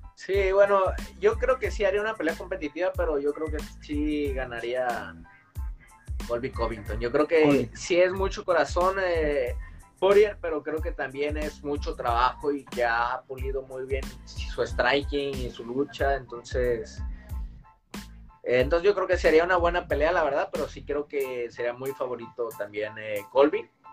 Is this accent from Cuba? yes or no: no; Tijuana, Baja California, Mexico; yo también soy tijuanense, porque Bueno, nací en, nací en Tijuana, pero, toda mi vida en Tijuana.